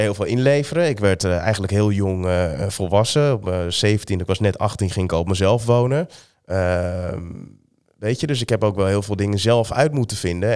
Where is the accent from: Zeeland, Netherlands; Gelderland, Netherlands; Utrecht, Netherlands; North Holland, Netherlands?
North Holland, Netherlands; Amsterdam; ik ben geboren in Amsterdam